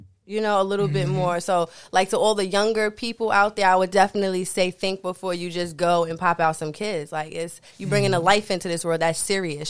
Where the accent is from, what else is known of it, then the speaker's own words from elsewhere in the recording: Queens / Long Island, New York, United States; also born or lived in Far Rockaway, Queens, New York / Inwood, Nassau County, New York; I'm from Queens and Long Island, like I'm on the border. So I was born in Far Rockaway and then my family kind of like migrated a little bit into Long Island, which is Inwood, it's considered Nassau County